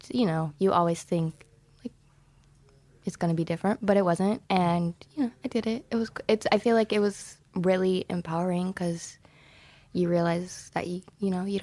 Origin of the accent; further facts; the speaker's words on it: Kentucky, United States; I grew up in Kentucky. I went to the University of Kentucky full ride